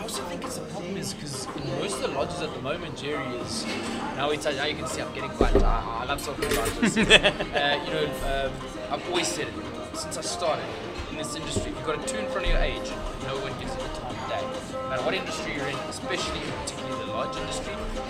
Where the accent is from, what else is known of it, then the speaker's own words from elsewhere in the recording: South Africa; now in Sweden; I'm from Stockholm now, but I spent my whole life in South Africa, let's go.